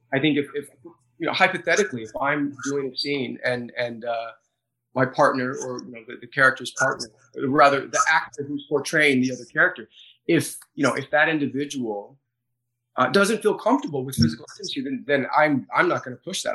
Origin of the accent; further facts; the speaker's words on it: United States; Being an American